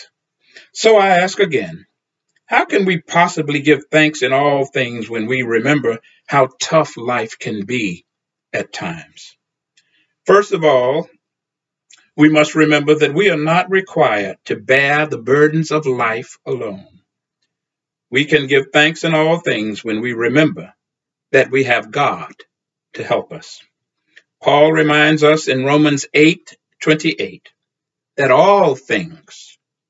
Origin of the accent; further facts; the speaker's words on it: Texas, United States; the black church in which I grew up in Texas